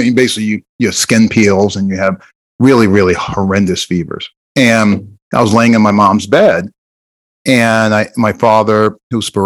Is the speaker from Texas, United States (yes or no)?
no; Jersey City, New Jersey, United States; moved away; also born or lived in Iowa; I'm originally from Jersey City, New Jersey